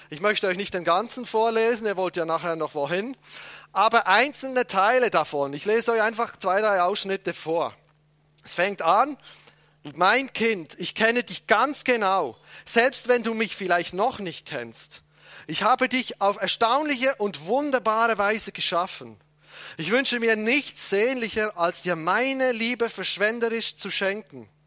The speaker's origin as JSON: {"language": "German", "country": "Switzerland", "said": "Entschuldigung, ich bin Schweizer, das fällt mir nicht so leicht."}